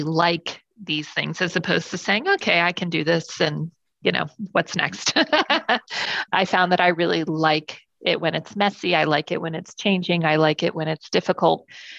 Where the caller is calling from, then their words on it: Charlotte, North Carolina, United States; I am in Charlotte, North Carolina in the United States.